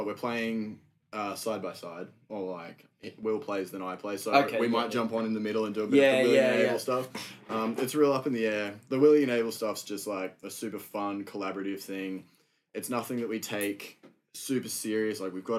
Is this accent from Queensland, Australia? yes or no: yes; Buderim, Queensland, Australia; I live in Budrum on Sunny Coast. Okay, yeah. So, yeah, I born and raised there. And since I've been about 18, I've just been coming to Brisbane most weekends